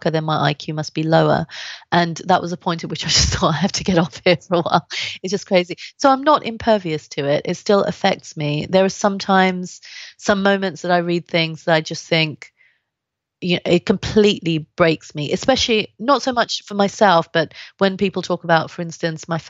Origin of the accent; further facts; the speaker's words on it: London, United Kingdom; also born or lived in India; I grew up in London, Southeast London, which was particularly racist